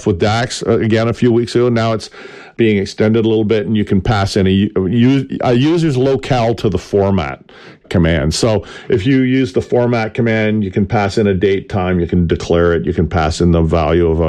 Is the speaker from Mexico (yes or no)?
no; Canada; I'm Canadian.